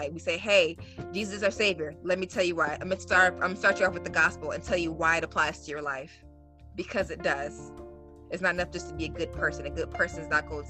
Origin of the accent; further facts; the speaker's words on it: the Deep South, United States; I was raised in the South, deep South